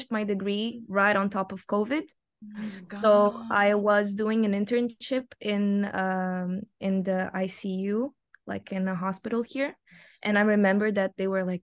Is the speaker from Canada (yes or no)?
no; Macau; English is a second language; moved away as an adult; now in Portugal; I've been born and raised in Macau until I was 18. And then I came to Portugal